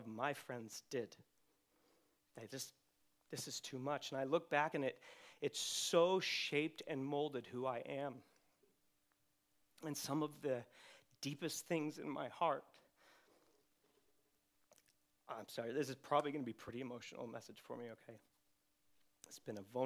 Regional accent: Redding, California, United States; I grew up in Reading at Bethel

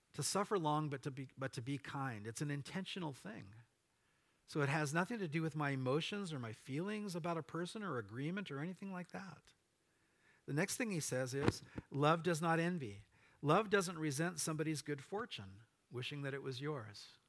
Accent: Orange County, California, United States; moved away; my wife and I grew up in Orange County

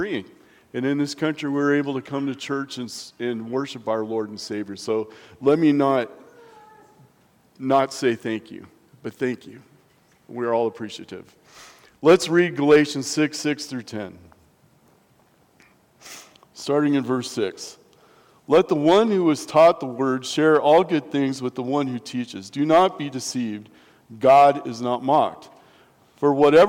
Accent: Nebraska, United States; now in La Junta, United States; growing up in Nebraska

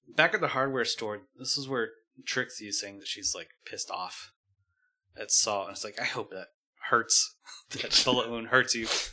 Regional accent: Northern California, United States; I'm from Northern California

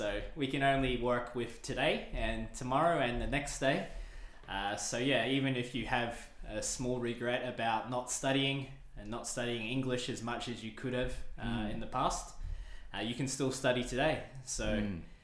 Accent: Australia; moved away as an adult; now in Tokyo, Japan; I'm from Australia and I've been living in Japan for nearly three years now、 uh, in Tokyo.

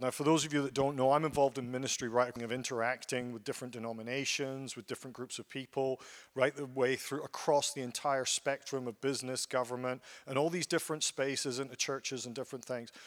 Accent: Ellenbrook, Western Australia, Australia; I'm from Ellenbrook

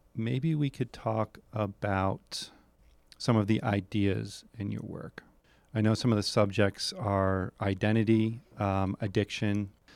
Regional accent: New Hampshire, United States; I'm from New Hampshire

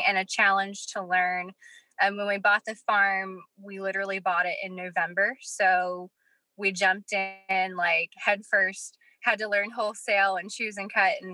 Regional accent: Petersburg, West Virginia, United States; Yeah, so I'm born and raised in West Virginia. I'm from Petersburg, just a small little town in the Potomac Highlands.

